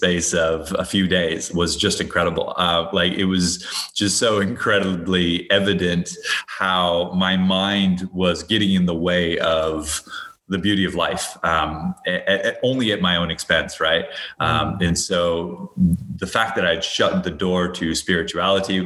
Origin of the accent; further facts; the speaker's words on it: Hawaii, United States; I grew up in Hawaii.